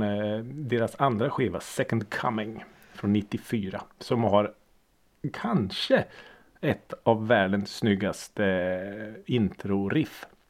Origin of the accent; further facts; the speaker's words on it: Norrköping, Östergötland, Sweden; jag är ju född och uppvuxen i Norrköping.